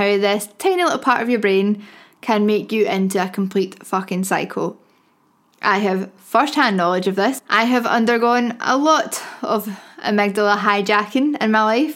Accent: Glasgow, Scotland, United Kingdom; I'm a bird from Glasgow

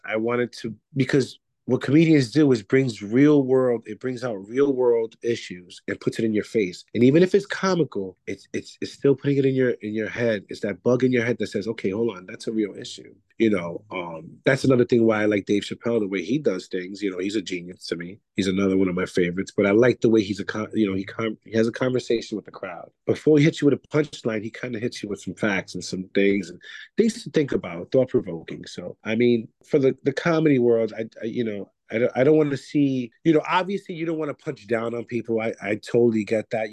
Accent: New York City, New York, United States; I am from Bronx, New York. That's uh, the Bronx section of New York City

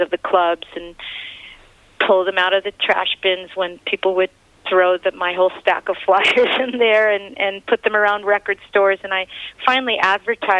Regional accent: Los Angeles, California, United States; my neighborhood growing up in Los Angeles

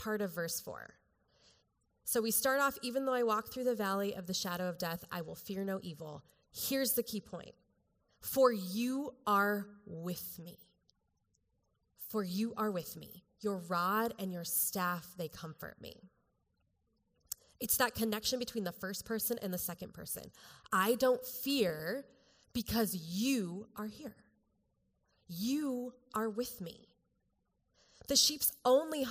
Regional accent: Colorado, United States; I'm from Colorado.

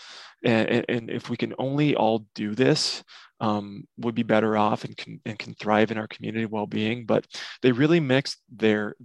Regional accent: Nebraska, United States; I'm from Nebraska

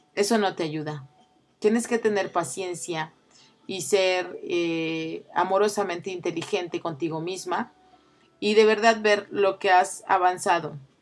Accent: Oaxaca, Mexico; yo que soy oaxaqueña

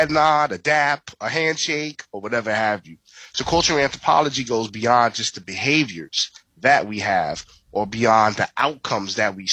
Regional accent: New York City, New York, United States; I was born and raised in the Bronx, New York

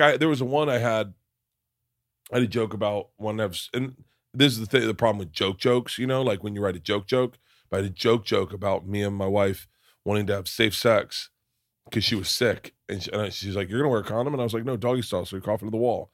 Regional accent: Florida, United States; growing up in Florida

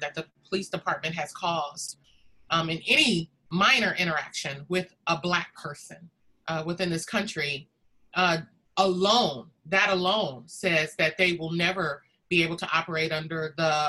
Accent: Detroit, Michigan, United States; moved away as an adult; now in Bay Area, United States; I was born and raised in Detroit, Michigan

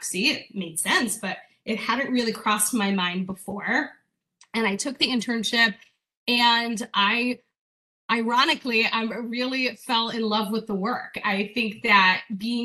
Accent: Hawaii, United States; I grew up in Hawaii, so very, very out of town

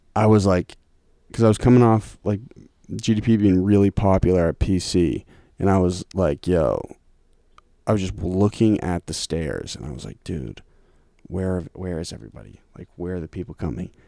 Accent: Lincoln, Massachusetts, United States; also born or lived in Cambridge; I spent time in Lincoln. But my schooling was in Lincoln

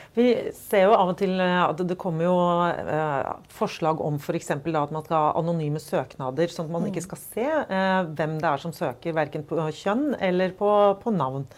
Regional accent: Oslo, Norway; Både du og jeg er jo fra Oslo. Mm. Og vi har begge vokst opp i en ganske mangfoldig by.

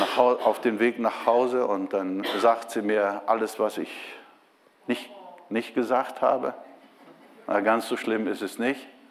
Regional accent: Brazil; moved away as an adult; also born or lived in Bremen, Germany; now in Germany; ich bin Brasilianer

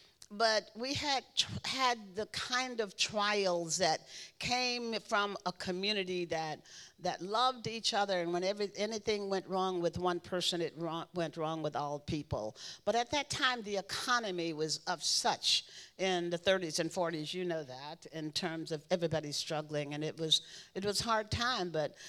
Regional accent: Louisiana, United States; It was a very interesting life. My father was a Baptist minister.

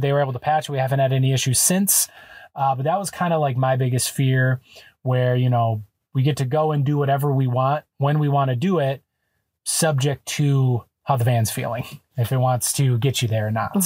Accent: Wisconsin, United States; moved away as an adult; we're from Wisconsin

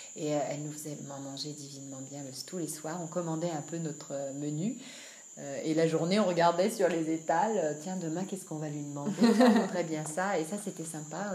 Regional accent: France; also born or lived in Annecy; je suis française d'origine

